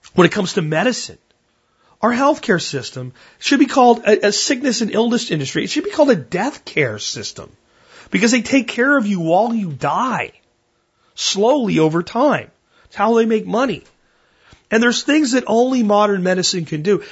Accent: Pottsville, Pennsylvania, United States; moved away; Pottsville, my hometown, where I grew up and went to high school in Pennsylvania

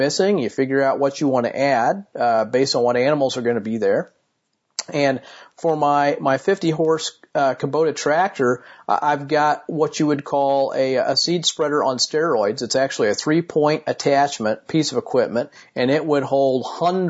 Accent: Martinsville, Indiana, United States; my hometown of Martinsville, Indiana

